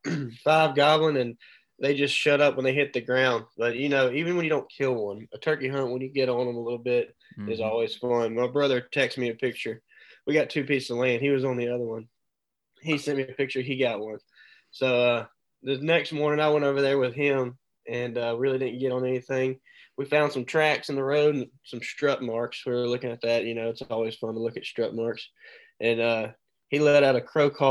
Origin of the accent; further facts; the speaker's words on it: Mobile, Alabama, United States; I live, born and raised in Mobile, Alabama.